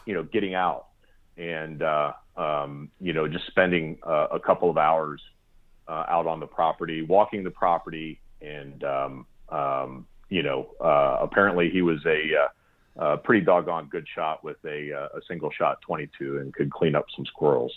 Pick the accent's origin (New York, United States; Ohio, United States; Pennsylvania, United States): Pennsylvania, United States; South Central; moved away as an adult; also born or lived in Pacific Northwest; growing up in Pennsylvania, in uh, South Central Pennsylvania